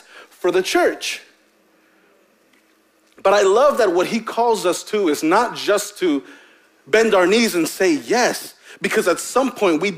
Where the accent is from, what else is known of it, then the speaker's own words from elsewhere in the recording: Hempstead, United States; growing up in Hempstead